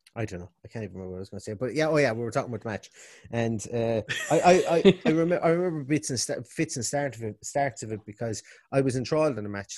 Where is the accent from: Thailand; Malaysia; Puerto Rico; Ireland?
Ireland; Limerick, Munster; now in Galway, Ireland; I'm originally from Limerick, yeah. living above in Galway